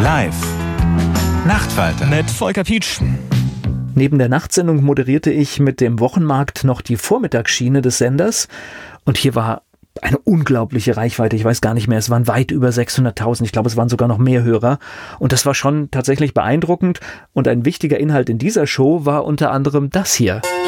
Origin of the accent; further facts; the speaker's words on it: West Germany, Germany; also born or lived in Leipzig; das Set in meinem Namen hat mich zumindest optisch auf dem Dienstplan nicht als Westdeutscher geoutet